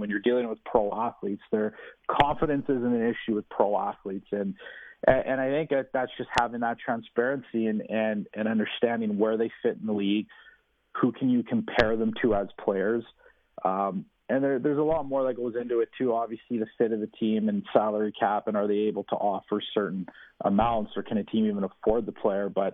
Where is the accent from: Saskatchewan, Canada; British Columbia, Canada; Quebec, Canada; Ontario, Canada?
Saskatchewan, Canada; we're from Saskatchewan